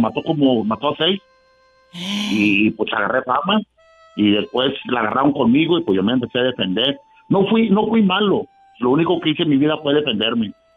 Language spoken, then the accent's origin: Spanish; Ciudad Madero, Tamaulipas, Mexico; yo vengo de un barrio de Tamaulipas, de las correras del Norte, de la Revolución Verde, Ciudad Madero